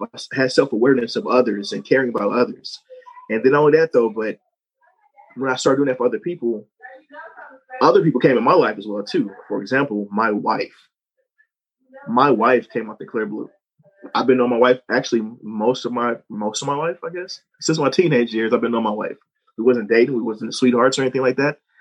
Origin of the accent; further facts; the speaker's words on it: St. Louis, Missouri, United States; growing up, I'm from St. Louis, Missouri